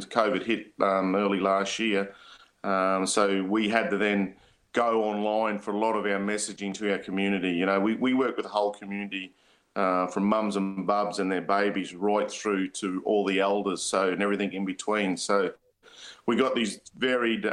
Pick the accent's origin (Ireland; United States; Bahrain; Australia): Australia; Murgon, Queensland; moved away; I'm from Mergen